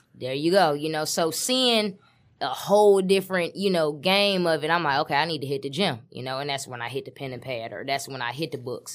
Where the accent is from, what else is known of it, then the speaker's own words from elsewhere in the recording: Detroit, Michigan, United States; I'm from West Side, seven mile, Detroit, Michigan.